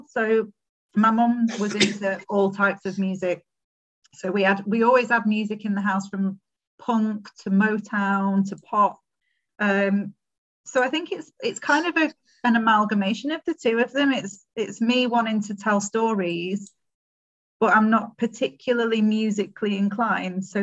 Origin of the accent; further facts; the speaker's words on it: Warrington, North West England, United Kingdom; born there; also born or lived in Sheffield / Portsmouth / Brighton; I was born in Warrington.